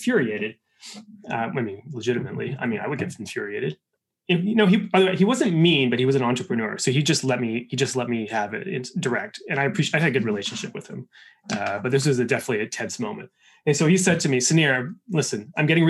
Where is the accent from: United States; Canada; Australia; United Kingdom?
Canada; I'm Canadian